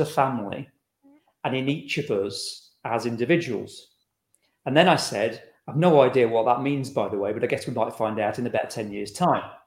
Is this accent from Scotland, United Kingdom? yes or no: yes; Scotland, United Kingdom; We're from Scotland